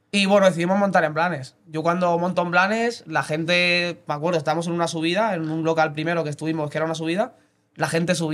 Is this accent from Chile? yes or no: no; Mataró, Catalonia, Spain; also born or lived in Blanes; Sí, soy de aquí de toda la vida.